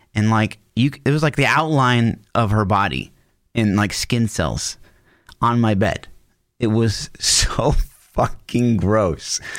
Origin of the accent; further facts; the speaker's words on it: Olathe, Kansas, United States; I, I grew up in Olathe